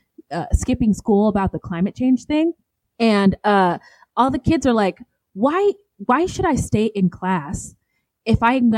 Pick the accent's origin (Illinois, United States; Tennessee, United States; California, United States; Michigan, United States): California, United States; now in Phoenix, United States; growing up in California and living here in Phoenix